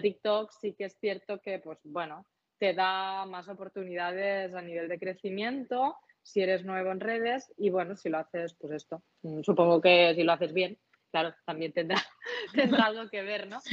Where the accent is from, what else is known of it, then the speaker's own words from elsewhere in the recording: Catalonia, Spain; accent: Catalan; con mi acento, con mi L catalana